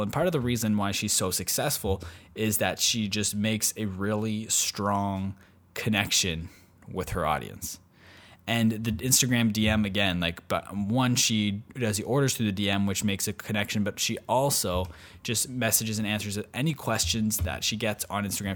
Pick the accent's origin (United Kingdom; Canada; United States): Canada; I'm from Canada